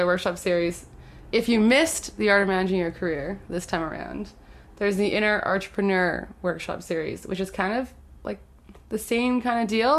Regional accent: Winnipeg, Manitoba, Canada; growing up in St. Vital

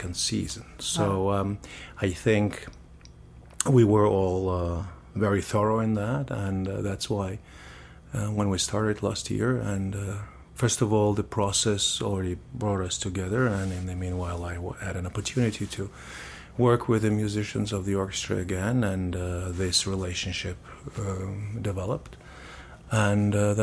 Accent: Saint Petersburg, Russia; also born or lived in Amsterdam, Netherlands / Germany; now in Winnipeg, Canada; I am originally from St. Petersburg, Russia, but I have left this country 30 years ago.

